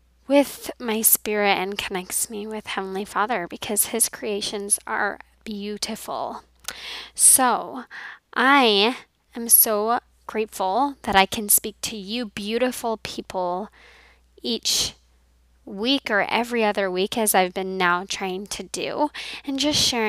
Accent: Colorado, United States; moved away; when I was in my home growing up in Colorado

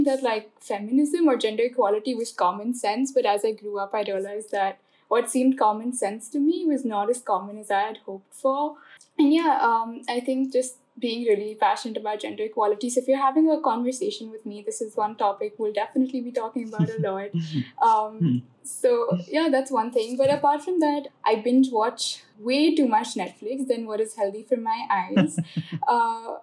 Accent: Kolkata, West Bengal, India; I'm 18, I'm from Calcutta

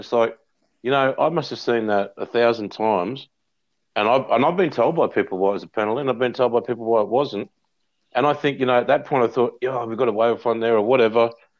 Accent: Queensland, Australia; growing up in Queensland.

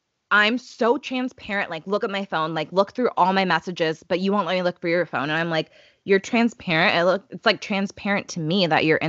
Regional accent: Chicago, Illinois, United States; I'm from Chicago

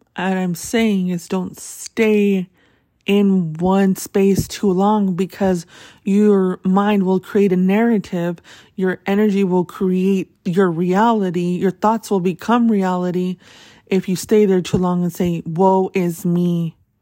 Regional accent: Tucson, Arizona, United States; That's my hometown

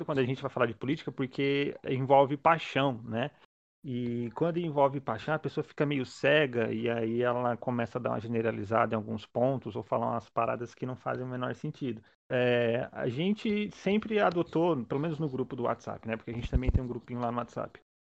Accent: Santo André, São Paulo, Brazil; eu sou daqui de Santo André

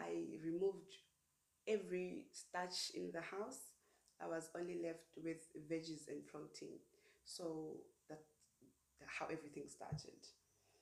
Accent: Paarl, Western Cape, South Africa; moved away as an adult; I'm originally from Paarl

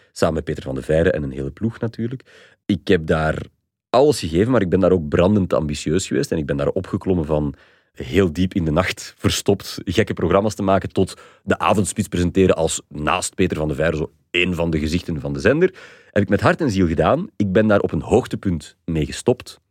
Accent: Flanders, Belgium; wij als Vlaming

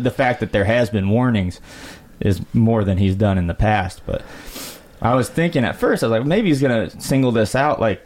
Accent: Muscatine County, Iowa, United States; I've been at the Muscatine County Fair, man, right in my hometown.

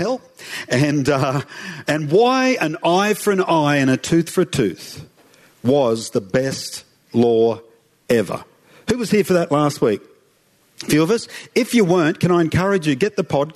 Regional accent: Toowoomba, Queensland, Australia; I grew up in Rockville, in Toowoomba. I'm a Toowoomba boy

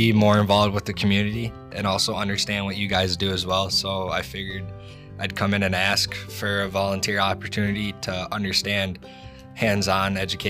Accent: Clifford, Pennsylvania, United States; also born or lived in Fleetville; We are from Fleetville and Clifford.

